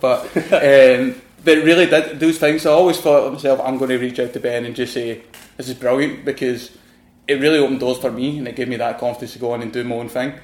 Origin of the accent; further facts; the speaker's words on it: Glasgow, Scotland, United Kingdom; accent: Scottish; moved away as an adult; also born or lived in London; my accent, I know I'm from Glasgow